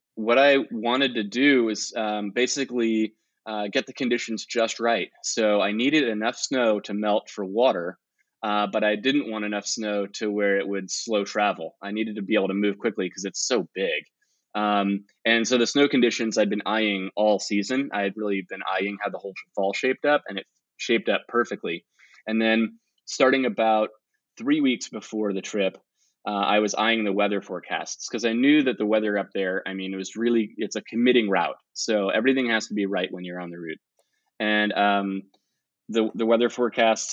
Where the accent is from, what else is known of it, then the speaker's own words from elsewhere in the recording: Virginia, United States; now in Los Gatos, United States; I'm a climber from Los Gatos, California, uh, originally from Virginia but I've been in California since 2004